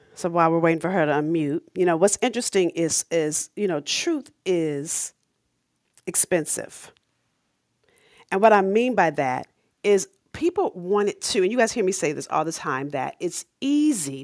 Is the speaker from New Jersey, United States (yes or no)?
no; Los Angeles, California, United States; I'm from South Central L